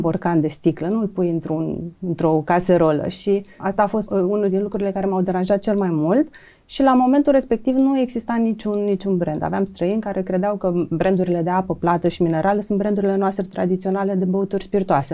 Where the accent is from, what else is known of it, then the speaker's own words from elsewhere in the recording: Ștefănești, Romania; eu am crescut la bunicii în Ștefănești